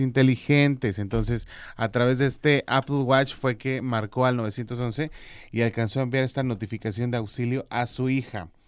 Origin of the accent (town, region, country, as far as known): Mexico